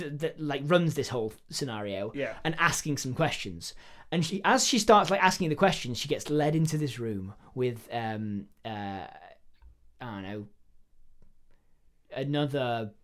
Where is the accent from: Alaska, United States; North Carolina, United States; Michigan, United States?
Alaska, United States; accent: rural Alaskan; we do things a specific way here in rural Alaska, where I was born and bred. This is my rural Alaskan accent.